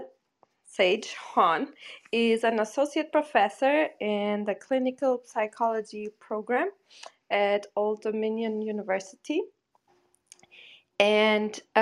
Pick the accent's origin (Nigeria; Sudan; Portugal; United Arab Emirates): Portugal; moved away as an adult; also born or lived in North Carolina / Boston; now in New York, United States; moved back to, you know, my home country, Portugal